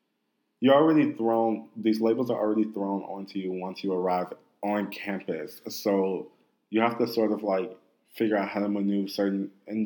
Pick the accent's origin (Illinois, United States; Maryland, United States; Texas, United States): Illinois, United States; Chicago; I'm from Chicago